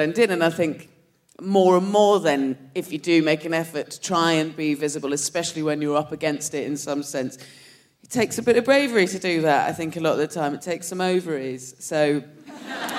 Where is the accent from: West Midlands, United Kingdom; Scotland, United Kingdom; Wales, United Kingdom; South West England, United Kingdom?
South West England, United Kingdom; Dorset; moved away; I'm from Dorset